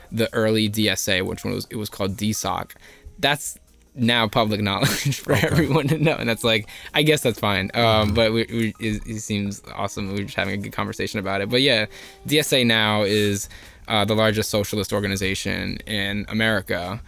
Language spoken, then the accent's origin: English; Elizabeth, New Jersey, United States; I grew up in Elizabeth